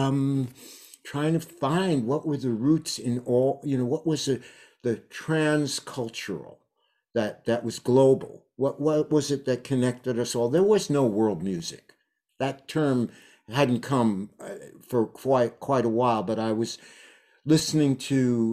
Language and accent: English; New York City, New York, United States; moved away as an adult; now in Woodstock, United States; I moved from New York City, where I was born and spent my formative years.